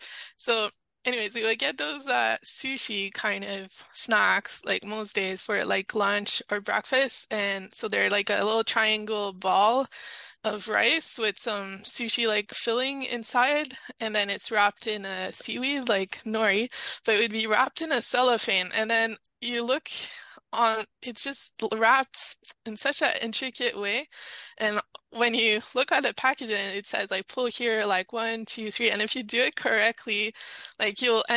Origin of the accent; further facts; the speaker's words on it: Canada; accent: French Canadian; my French Canadian accent